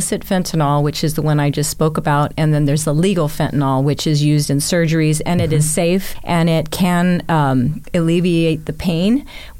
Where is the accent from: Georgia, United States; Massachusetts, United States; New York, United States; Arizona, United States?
Arizona, United States; Sierra Vista; now in Tucson, United States; I grew up in Sierra Vista, Arizona, which is south of Tucson.